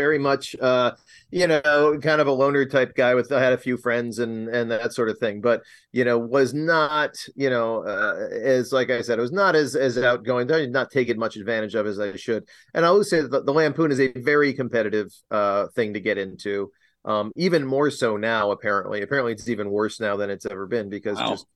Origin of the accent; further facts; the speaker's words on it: Rochester, New York, United States; moved away as an adult; I'll go back to my hometown for a little while. And it was this is Rochester, New York